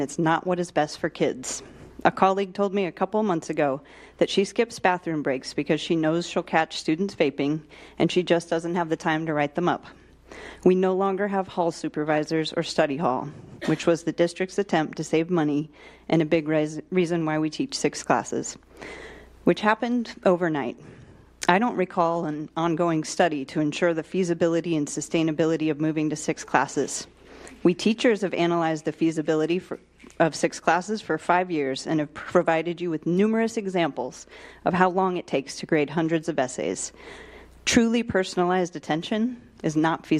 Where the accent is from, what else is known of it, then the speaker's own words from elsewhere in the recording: Shawnee Mission, Kansas, United States; moved away as an adult; also born or lived in San Diego; I was a Shawnee Mission K through 12 student